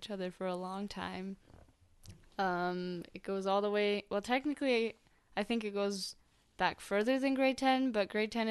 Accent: Manchester, North West England, United Kingdom; born there; I was born in Manchester, England.

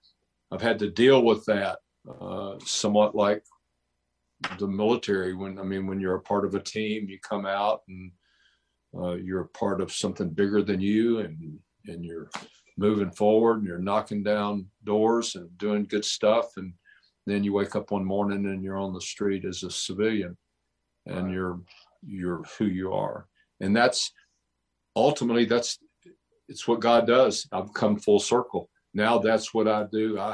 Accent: Nashville, Tennessee, United States; now in Mount Juliet, United States; But I'm from Nashville. I grew up in downtown Nashville. I'm a city kid. I grew up in the city, and I'm a Nashville native.

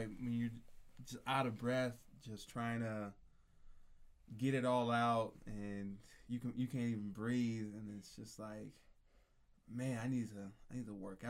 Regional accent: Phoenix, Arizona, United States; also born or lived in St. Louis, Missouri; Born in St. Louis, Missouri. Moved out to Phoenix when I was 9.

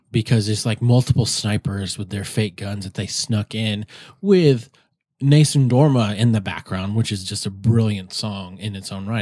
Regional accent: South Dakota, United States; moved away; when I grew up in South Dakota

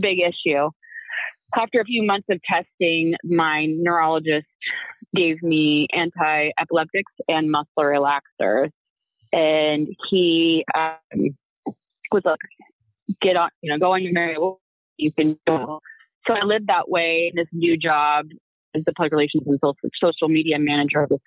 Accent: Pacific Northwest, United States; moved away; I'm from the Pacific Northwest originally.

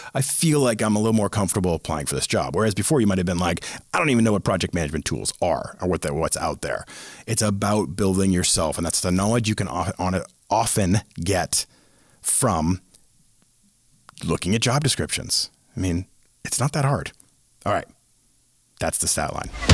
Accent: Boston, Massachusetts, United States; I am from Boston

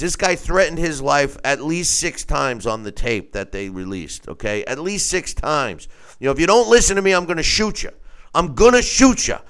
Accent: New York, United States; my home state, New York

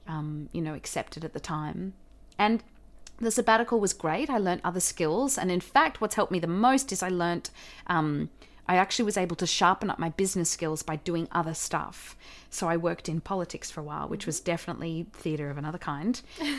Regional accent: Australia; accent: Australian; I had this audition for Anzac Girls back here in Australia. So I had to relearn my Australian accent.

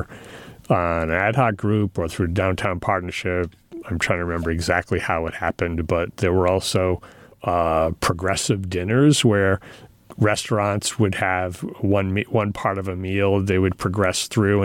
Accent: Rhode Island, United States; now in Franklin, United States; I grew up in Rhode Island

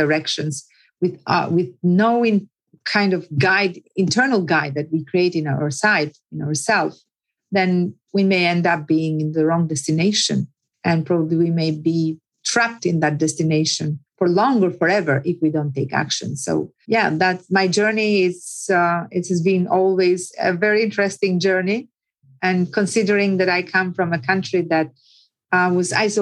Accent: Puka, Shkodër County, Albania; born or raised there; accent: village; English is a second language; moved away as an adult; also born or lived in Tirana, Albania; now in London, United Kingdom

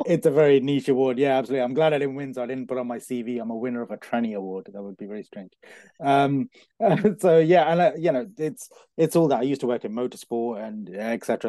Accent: Coventry, West Midlands, United Kingdom; moved away as an adult; also born or lived in London; I was born in Coventry, born and bred in Coventry.

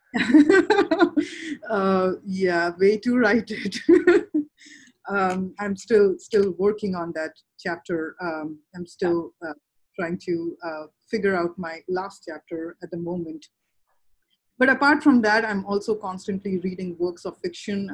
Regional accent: Bhagalpur, Bihar, India; I come from Bhagalpur district in Bihar. I was born and raised there

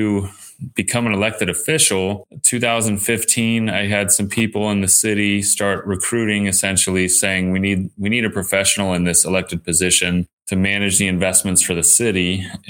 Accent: Southern California, United States; So I grew up here in Southern California

